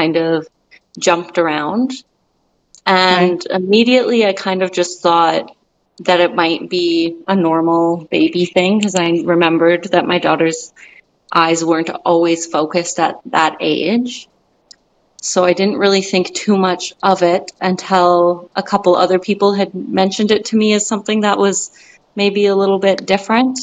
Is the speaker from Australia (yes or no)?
no; Calgary, Alberta, Canada; I am from Calgary, Alberta. So, yeah, I live here